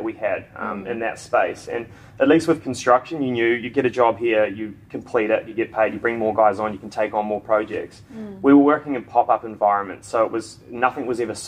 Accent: Queenstown, Otago, New Zealand; moved away as an adult; also born or lived in Gold Coast, Australia; now in Australia; I'm from Queenstown in New Zealand, and I left high school and got an apprenticeship

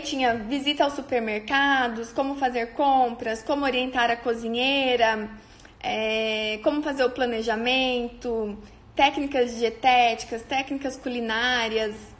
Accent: on the border with Paraná, interior of São Paulo, Brazil; moved away as an adult; now in Maringá, Brazil

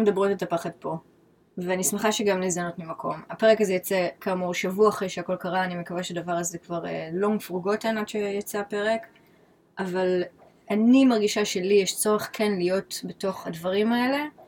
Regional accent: Israel; moved away as an adult; now in New York, United States; אני מכירה את ישראל 39 שנים, מינוס חמש כזה שזה חצי

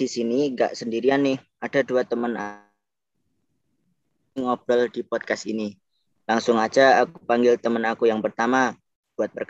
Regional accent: Wonogiri, Central Java, Indonesia; asal dari Wonogiri, Provinsi Jawa Tengah.

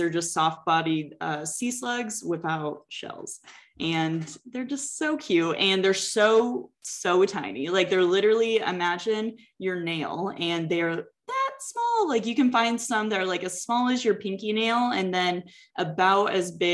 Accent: Texas, United States; I'm also a Texan

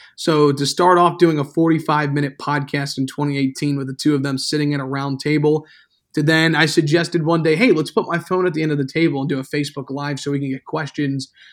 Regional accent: Hanover County, near Richmond, Virginia, United States; now in Blacksburg, United States; I'm from, um, just outside of Richmond, Virginia. Grew up in Hanover County.

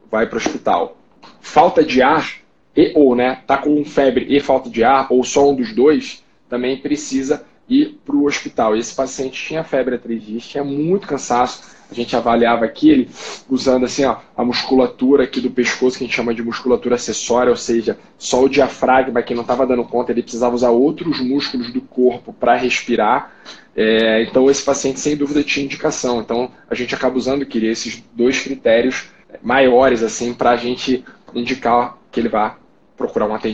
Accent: Rio de Janeiro, Brazil; now in São Paulo, Brazil; Eu, eu sou carioca, mas moro hoje em São Paulo, então conheço bastante lá.

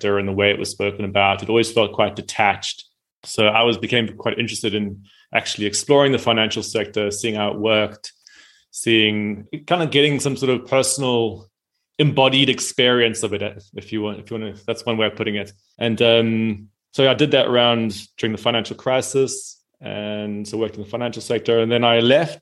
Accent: South Africa; I'm from South Africa.

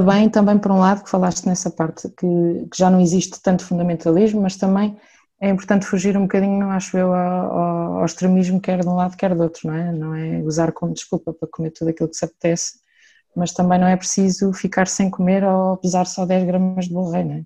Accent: Santarém, Santarém District, Portugal; sou de Santarém

